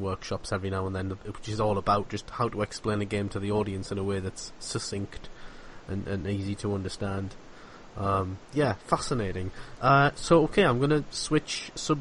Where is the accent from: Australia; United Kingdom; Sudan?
United Kingdom; I found myself being unnecessarily British